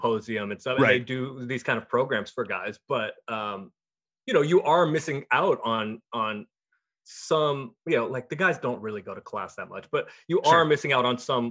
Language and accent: English; Portland, Oregon, United States; I'm from Portland, and I am flying back to Portland from DC